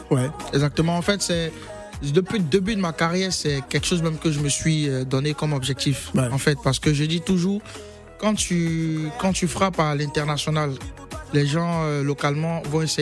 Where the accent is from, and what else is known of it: Côte d’Ivoire